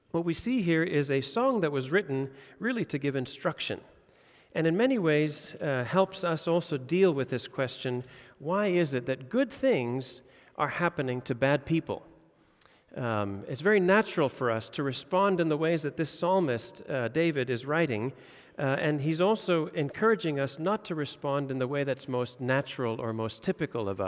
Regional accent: Indonesia; now in Denmark; Uh, I grew up in Indonesia. We saw corruption and bribery all the time.

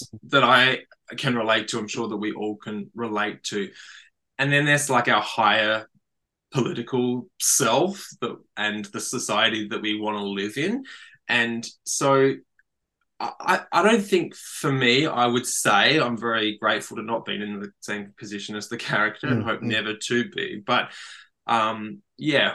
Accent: Australia; as a man growing up in Australia

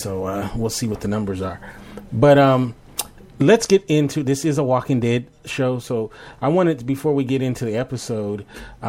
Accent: Los Angeles, California, United States; I'm from Los Angeles.

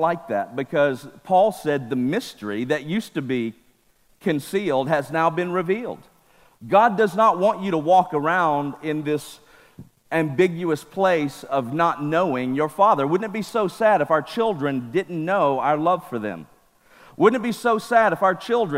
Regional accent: Mississippi, United States; now in California, United States; I was raised in Mississippi

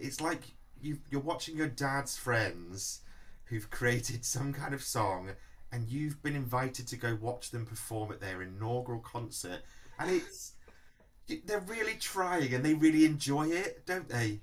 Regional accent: Manchester, North West England, United Kingdom; born or raised there

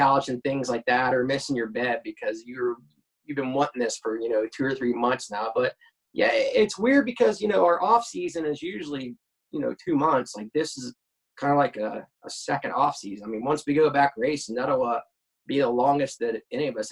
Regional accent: Cincinnati, Ohio, United States; I was pretty lucky to grow up close to a drag strip, Edgewater, right outside of Cincinnati, Ohio.

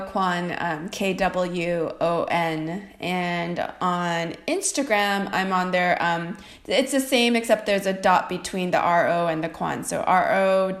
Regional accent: United States; I'm Korean American.

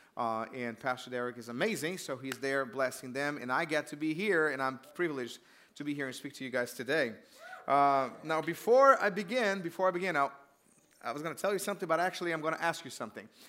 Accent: Brazil; moved away; I grew up in Brazil

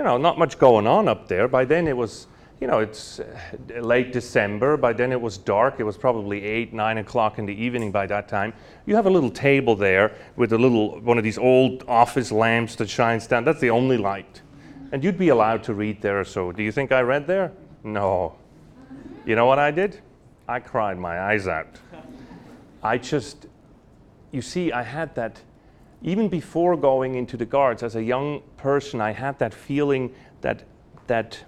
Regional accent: Lucerne, Switzerland; moved away; I'm from Lucerne

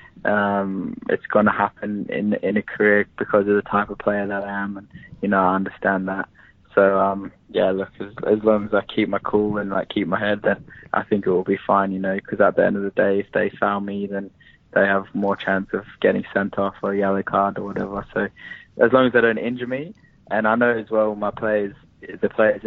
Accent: Perth, Western Australia, Australia; born or raised there; moved away as an adult

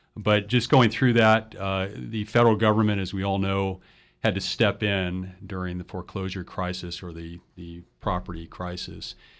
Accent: Los Angeles, California, United States; moved away as an adult; also born or lived in San Francisco / Minnesota; now in San Luis Obispo, United States; I was raised in Los Angeles

